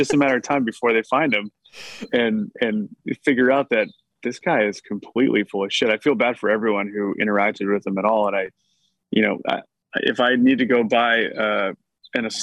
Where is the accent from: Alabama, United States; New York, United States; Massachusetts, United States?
Massachusetts, United States; Middleton; also born or lived in New Hampshire / Topsfield, Massachusetts; I grew up in Middleton and have lived everywhere before moving back to Topsfield for a long time. And so my roots are strong in Massachusetts, but kind of grew up in New Hampshire also.